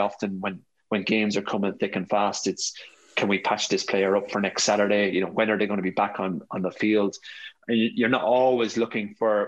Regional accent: Ireland; moved away as an adult; also born or lived in Australia / London; born and raised in the Rock

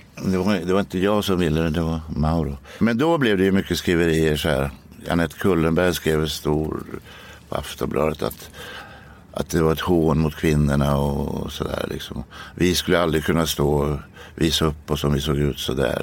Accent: Norrköping, Östergötland, Sweden; i Norrköping där jag växte upp

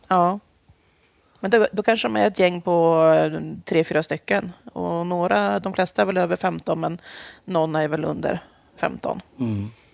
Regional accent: Jämtland, Sweden; moved away as an adult; also born or lived in Stockholm; now in Linköping, Sweden; Jag är, jag är född i Stockholm. Jag är Aha. uppvuxen i Jämtland

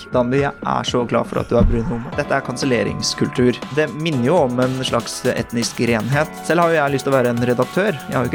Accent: Oslo, Norway; also born or lived in Bærum; Jeg er en uh, Oppsal-gutt. Jeg vokste opp på østkanten i Oslo, uh, født i 1993 av koreanske foreldre, og som skilte seg. Jeg endte opp med min mor i Bærum, på Østerås, rett utenfor grensen til Bærum.

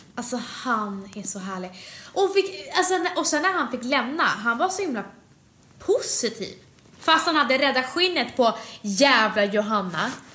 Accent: Sweden; jag föddes i Sverige sex månader efteråt

